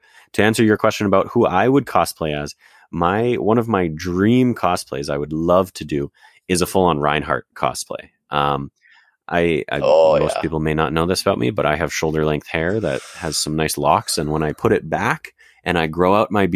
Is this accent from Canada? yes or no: yes; Calgary, Alberta, Canada; now in Edmonton, Canada; I now live in Edmonton, but Calgary is my hometown.